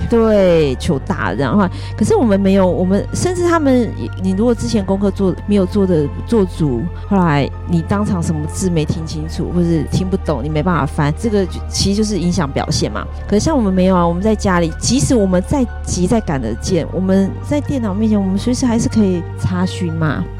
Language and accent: Chinese; Taiwan; 我们台湾人